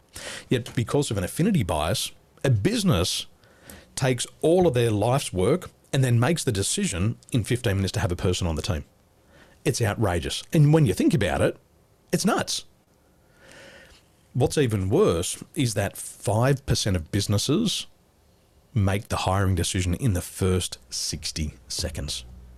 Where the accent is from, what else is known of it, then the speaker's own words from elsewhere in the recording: Sydney, New South Wales, Australia; born there; I was born in the Western suburbs. I love the Penrith Panthers.